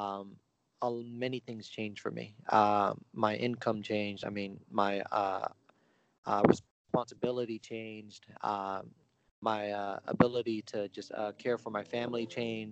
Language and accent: English; San Francisco, California, United States; also born or lived in Bay Area; I was born in San Francisco. You know, lived all throughout the Bay Area pretty much.